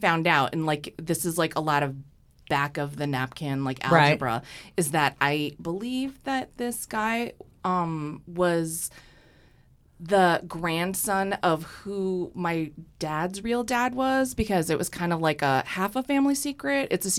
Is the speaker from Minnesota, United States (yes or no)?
no; Fitchburg, Massachusetts, United States; Fitchburg, Massachusetts.